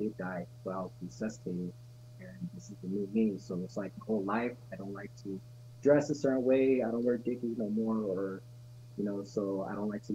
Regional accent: California, United States; also born or lived in Las Cruces, New Mexico; But I'm born and raised in California, graduated in Cali

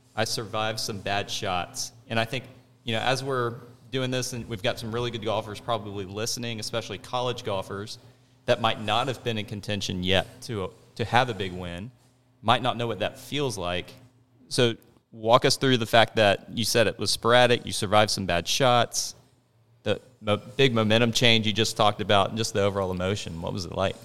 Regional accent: Jacksonville, Florida, United States; growing up in Jacksonville

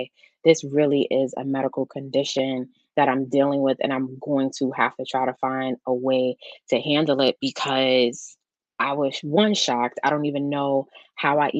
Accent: New York, United States; I'm from New York.

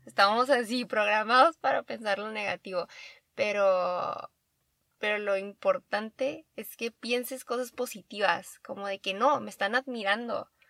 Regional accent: Baja California, Mexico; En Baja California, soy de Baja California.

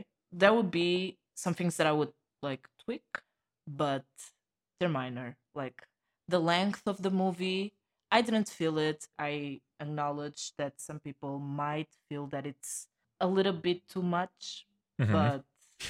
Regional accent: Portugal; from Portugal.

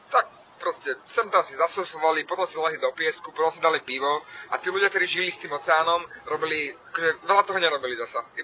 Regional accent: Levice, Nitra Region, Slovakia; moved away as an adult; now in Bratislava, Slovakia; Viem, aké to je žiť v Leviciach ako detsko. Ja som tam vyrastal, do, ja som mal 18 rokov, keď sme, keď sme odišli z Levíc

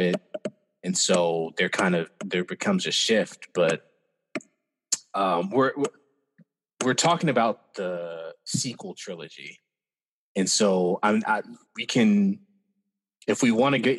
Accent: United States; growing up as an American person post 1977

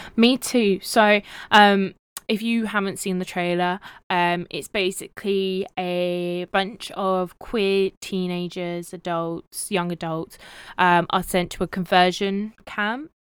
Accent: United Kingdom; I'm your British co-host

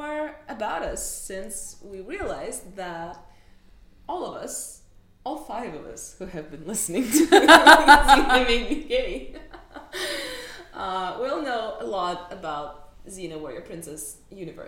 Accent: Moscow, Russia; moved away; we grew up in Moscow and we grew up together

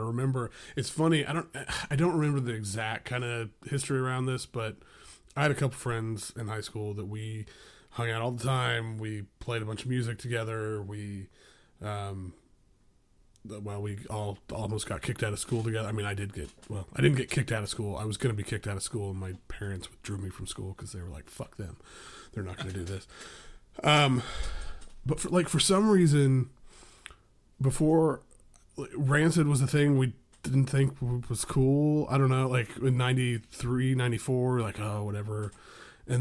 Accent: Tulsa, Oklahoma, United States; born or raised there; also born or lived in Seattle

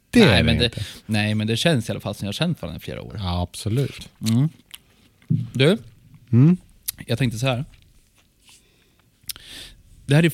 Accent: Norrland, Sweden; accent: norrländska; Nu kommer min norrländska in här ibland. Hör du det?

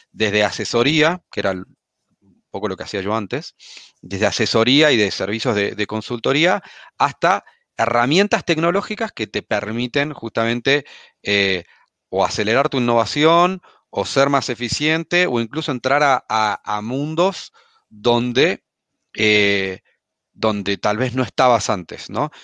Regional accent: Argentina; accent: Argentine; moved away as an adult; also born or lived in United States; now in Chile; como habrán notado por mi acento, soy argentino, si bien vivo en Chile hace, hace algunos años

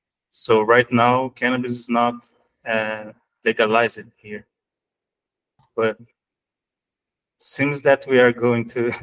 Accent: São Paulo, Brazil; I am from Brazil, São Paulo.

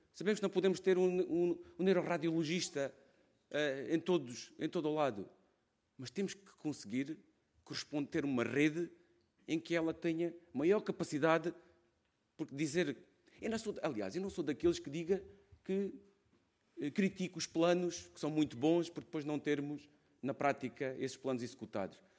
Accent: Alentejo, Portugal; accent: Alentejano; venho de uma região, podem ver na minha voz, isto não se ouve, vê-se logo que sou alentejano

